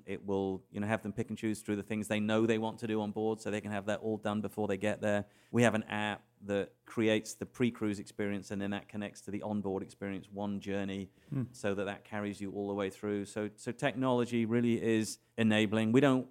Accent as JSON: {"language": "English", "region": "England", "country": "United Kingdom", "tie": "born there", "said": "I was born in England."}